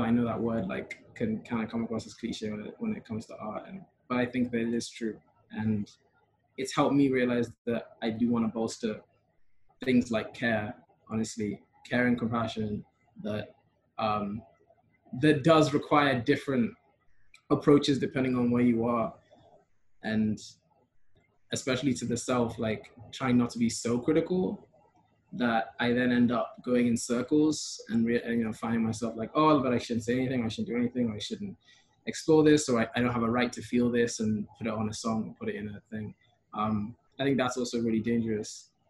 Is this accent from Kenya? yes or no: yes; Kenya; also born or lived in Europe; I'd always like kind of been aware of like my being third culture and being Kenyan, but then like my growing up in majority, like a white, also European spaces.